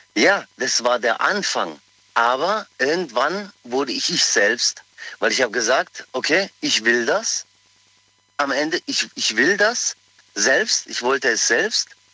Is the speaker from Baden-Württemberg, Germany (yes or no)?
yes; Pforzheim, Baden-Württemberg, Germany; ich bin aus Pforzheim, ich bin geboren in Pforzheim, bin aber Kroate